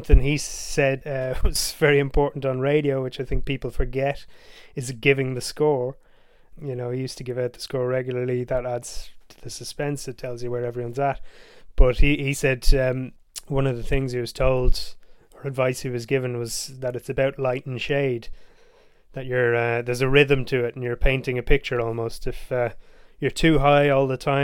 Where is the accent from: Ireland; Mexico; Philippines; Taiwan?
Ireland; growing up in Ireland and seeing the 1990 World Cup as a kid